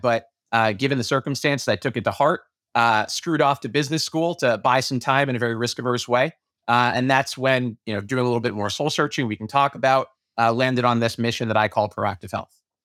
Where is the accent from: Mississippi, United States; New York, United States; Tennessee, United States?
New York, United States; New York City; moved away; also born or lived in Chicago / Melbourne / Boston; I was born and raised in Brooklyn